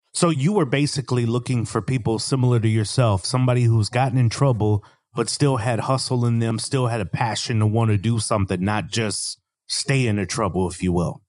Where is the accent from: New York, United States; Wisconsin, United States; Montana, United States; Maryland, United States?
Wisconsin, United States; Milwaukee; now in Raleigh, United States; I'm originally from Milwaukee, Wisconsin. I live in Raleigh, North Carolina